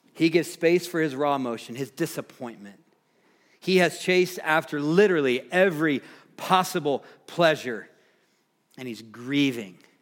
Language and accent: English; Nashville, Tennessee, United States; moved away; I grew up in the Nashville, Tennessee area